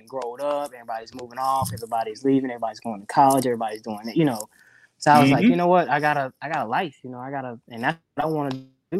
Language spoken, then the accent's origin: English; Gulfport, Mississippi, United States; So there's, I fish Gulfport. Gulfport, Mississippi. I'm from Gulfport. That's where I stay at now.